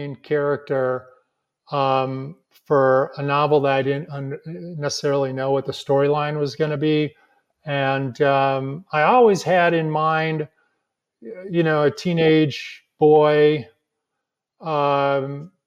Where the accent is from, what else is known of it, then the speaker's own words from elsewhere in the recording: La Grange, Illinois, United States; my hometown of LaGrange, Illinois